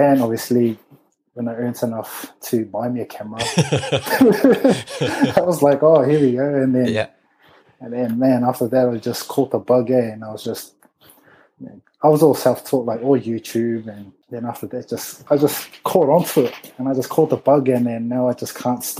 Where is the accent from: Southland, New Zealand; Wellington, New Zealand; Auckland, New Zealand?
Auckland, New Zealand; We were born and raised in Auckland.